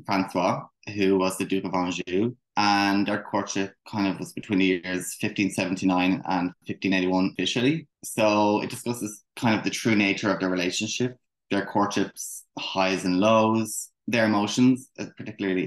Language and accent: English; Ireland; also born or lived in Kildare, Ireland; I'm from Ireland